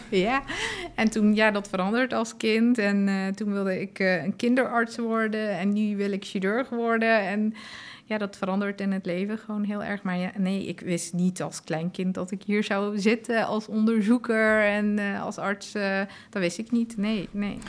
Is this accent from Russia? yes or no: no; Afghanistan; now in Netherlands; ik ben zelf ook geboren in Afghanistan en roots liggen daar.